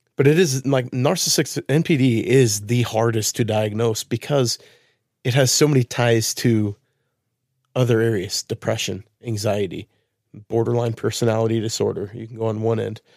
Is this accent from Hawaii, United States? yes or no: no; Wilsonville, Oregon, United States; moved away; I lived in Wilsonville as a kid